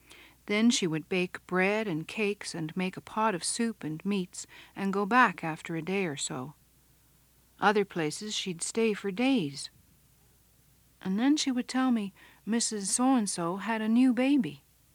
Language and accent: English; England, United Kingdom; now in Canada; I never had a doctor ever since I come from England to Canada